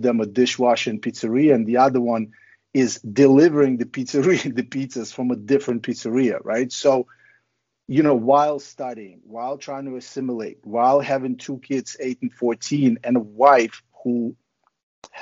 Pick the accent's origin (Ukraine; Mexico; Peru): Ukraine; now in United States; growing up in Ukraine was pretty crazy.